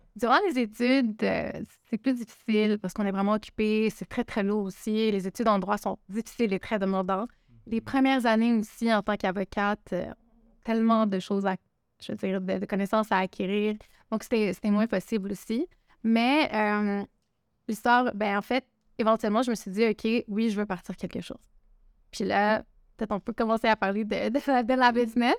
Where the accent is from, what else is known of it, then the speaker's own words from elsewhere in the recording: Quebec, Canada; je suis québécoise, je suis née au Québec, mais mes parents sont originaires du Liban